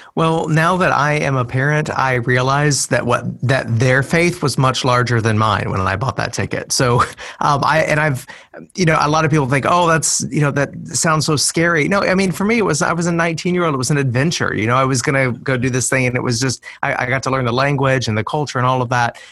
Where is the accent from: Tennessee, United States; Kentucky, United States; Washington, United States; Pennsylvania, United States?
Tennessee, United States; Middle; moved away as an adult; it's been a long route back to my to Middle Tennessee, and I'm living in my hometown um, again.